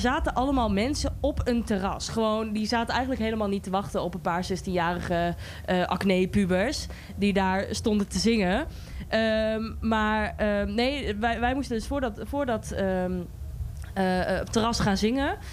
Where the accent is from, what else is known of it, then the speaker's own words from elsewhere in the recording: Goor, Overijssel, Netherlands; ik kom zelf uit Goor